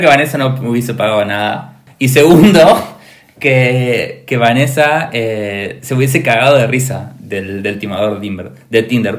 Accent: Argentina; yo como argentino

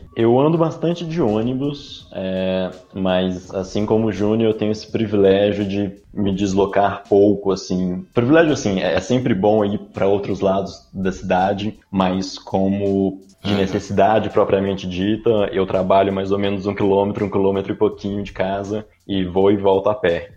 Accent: Belo Horizonte, Minas Gerais, Brazil; mineiro de BH

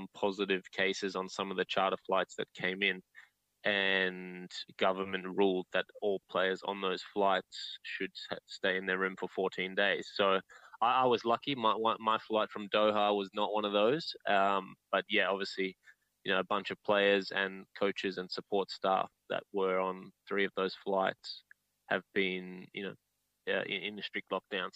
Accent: Australia; as an Australian

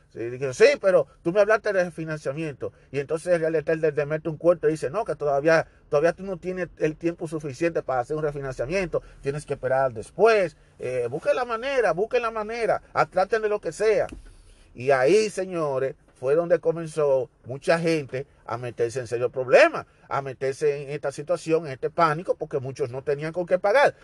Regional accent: Dominican Republic; moved away; yo soy dominicano

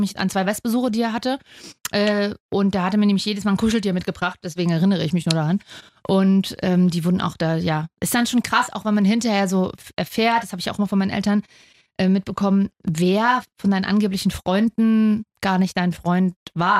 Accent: Leipzig, Saxony, Germany; ich komme aus Sachsen, ich bin Leipzigerin und deswegen bin ich eigentlich Leipzigerin und nicht Sächsin.

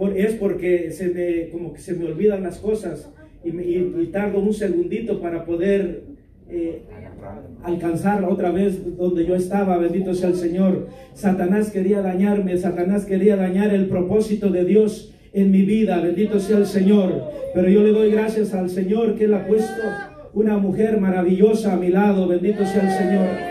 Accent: Mexico; soy la cuarta generación de pastores, misioneros y evangelistas en mi país

